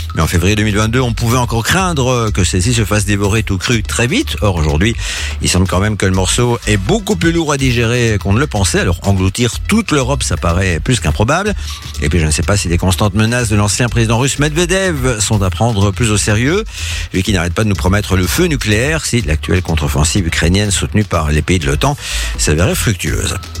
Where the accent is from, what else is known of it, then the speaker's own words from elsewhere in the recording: Belgium; chez nous en Belgique